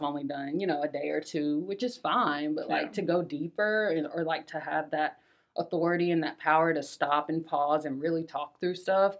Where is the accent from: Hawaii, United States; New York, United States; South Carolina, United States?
South Carolina, United States; Spartanburg; moved away as an adult; also born or lived in Columbia, South Carolina; now in Lanesboro, United States; So I'm originally from South Carolina. I come from Spartanburg, South Carolina, which is in the upstate area. I went to college in Columbia at the University of South Carolina.